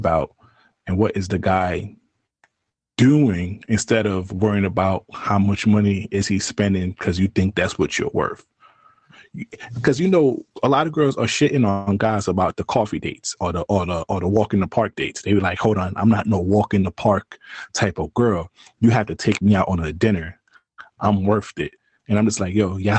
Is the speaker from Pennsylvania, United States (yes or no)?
no; New York, United States; maybe I'm from New York